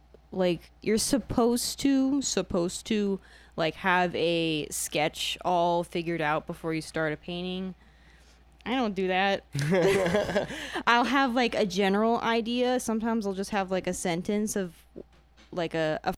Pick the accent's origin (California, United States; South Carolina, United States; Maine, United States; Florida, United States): Florida, United States; Spring Hill; also born or lived in Indiana; I'm from Spring Hill, which is like an hour away from Tampa, but I was born in Indiana